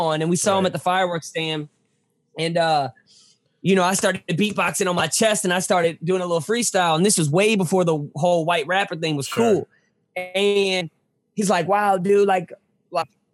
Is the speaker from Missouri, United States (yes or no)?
yes; St. Louis, Missouri, United States; also born or lived in Hollywood; I'm from St. Louis